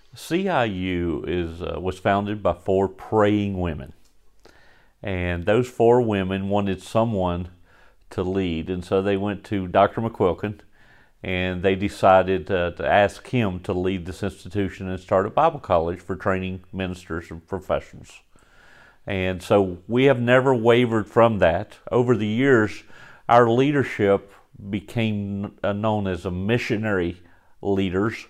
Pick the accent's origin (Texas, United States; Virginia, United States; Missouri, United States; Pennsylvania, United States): Virginia, United States; Galax; moved away as an adult; also born or lived in Florida; born and raised in Galax, Virginia